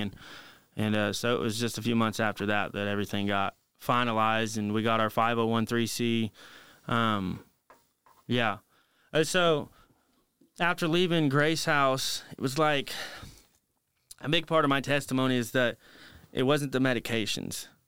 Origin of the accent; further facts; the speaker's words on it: Marion, Indiana, United States; my hometown, Marion, Indiana